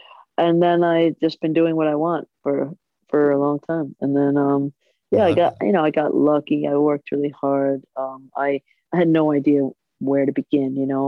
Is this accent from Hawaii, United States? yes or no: no; New York, United States; Good, you know, like they say, it's really real. It's like so much realer than California.